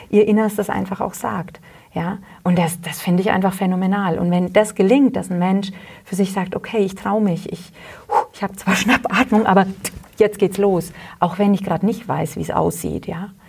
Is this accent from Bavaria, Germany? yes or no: yes; Hollstadt, Bavaria, Germany; now in Wülfershausen, Germany; ich komme ja ursprünglich aus Holstadt und äh, bin dann nach Wilfershausen eben der Liebe wegen gezogen und lebe auch gerne hier.